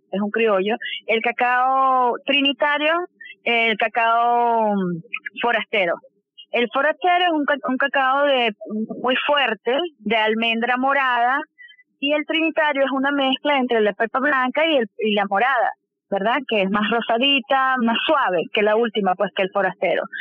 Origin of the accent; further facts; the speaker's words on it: Venezuela; nosotros como venezolanos